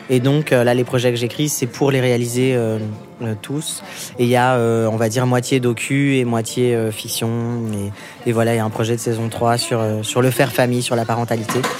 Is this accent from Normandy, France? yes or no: yes; Normandy, France; Et euh, ça me rappelle mon enfance en Normandie.